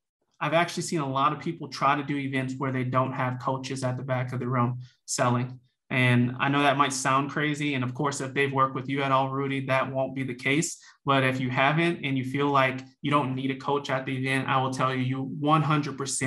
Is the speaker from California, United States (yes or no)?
no; New Orleans, Louisiana, United States; I'm from New Orleans, Louisiana, originally born and raised